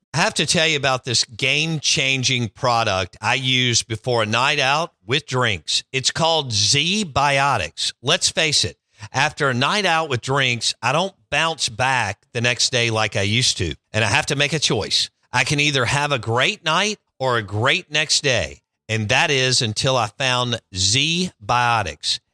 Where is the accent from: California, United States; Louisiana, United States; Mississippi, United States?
Mississippi, United States; Jackson; I grew up in Bellhaven, okay? And I grew up in that parking lot.